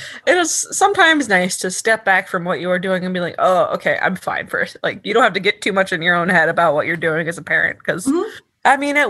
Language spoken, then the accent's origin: English; Georgia, United States; I grew up in Georgia, so it was very, very far away for me.